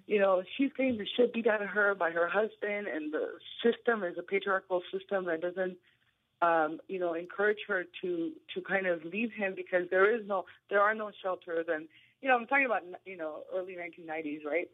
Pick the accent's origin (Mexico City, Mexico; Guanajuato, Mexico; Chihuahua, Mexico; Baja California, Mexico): Baja California, Mexico; Tijuana; now in San Diego, United States; I'm the oldest of four um, in my family, and I grew up in Tijuana.